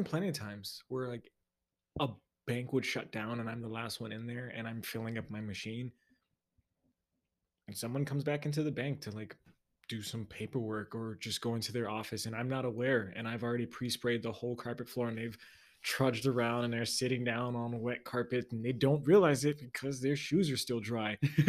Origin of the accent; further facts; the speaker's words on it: the South, United States; I won't speak for sure since I'm from the South.